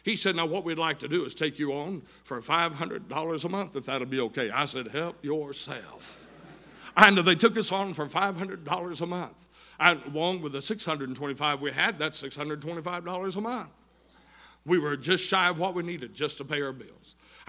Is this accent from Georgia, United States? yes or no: yes; Tunnel Hill, Georgia, United States; also born or lived in Chatsworth, Georgia; I'm from right here in the Tunnel Hill area. I was born over in Chatsworth.